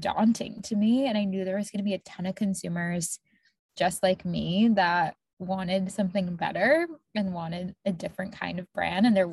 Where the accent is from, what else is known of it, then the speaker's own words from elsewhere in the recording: Tampa, Florida, United States; now in Boston, United States; I grew up in Tampa, Florida